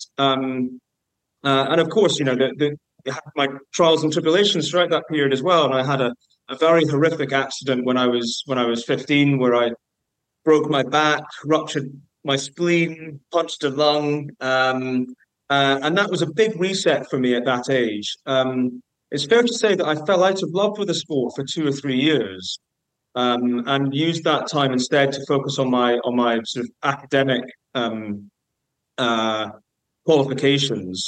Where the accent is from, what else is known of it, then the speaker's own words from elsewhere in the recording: Edinburgh, Scotland, United Kingdom; I grew up in Edinburgh